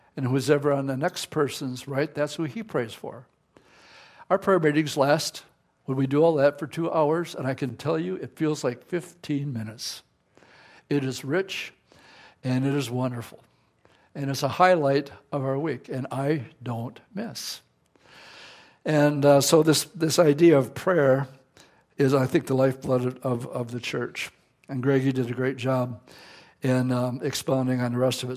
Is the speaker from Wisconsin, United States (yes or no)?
yes; Appleton, Wisconsin, United States; my own hometown of Appleton, Wisconsin.